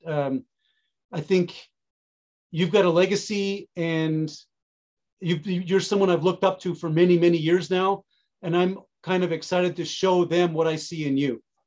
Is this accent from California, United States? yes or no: no; Carlisle, Massachusetts, United States; I grew up in Carlisle, which is right next to, real close to Weston.